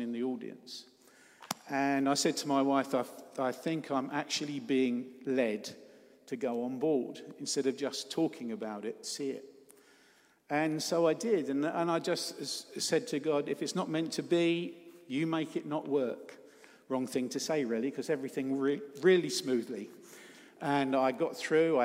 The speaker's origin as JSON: {"language": "English", "area": "Cornwall", "region": "South West England", "country": "United Kingdom", "said": "I'm up from Cornwall"}